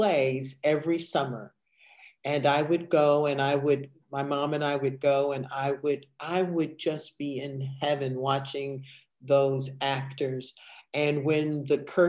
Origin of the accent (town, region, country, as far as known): Evanston, Illinois, United States; born or raised there